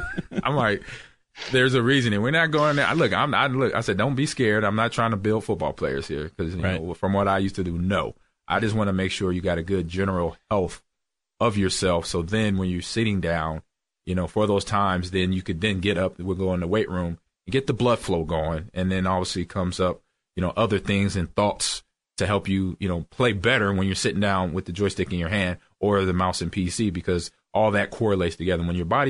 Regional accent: Nebraska, United States; Yeah, I'm a Cornhusker, O'Leary. I'm from Nebraska. I played at Nebraska, so I'm a Cornhusker all the way through.

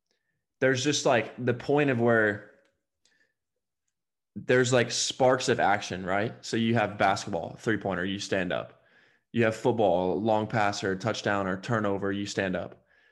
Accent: Alabama, United States; I mean, I came from Alabama.

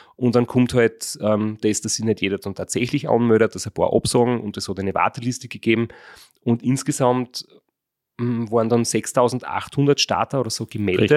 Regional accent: Graz, Styria, Austria; wir sind alle aus Graz

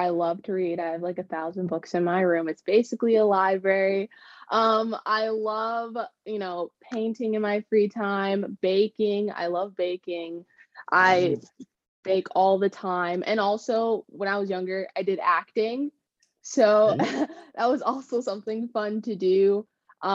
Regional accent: El Segundo, California, United States; also born or lived in Florida / Arizona; I am from California. I grew up in El Segundo, and I moved around a lot, but my hometown is definitely El Segundo.

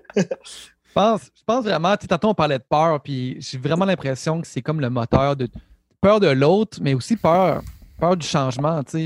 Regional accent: Quebec City, Quebec, Canada; on vient de Québec

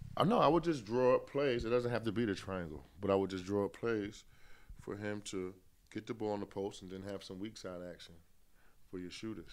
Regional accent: New York, United States; I'm from New York

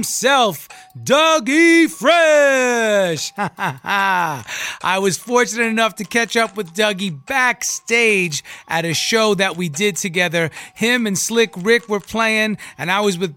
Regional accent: Long Island, New York, United States; I grew up on Long Island

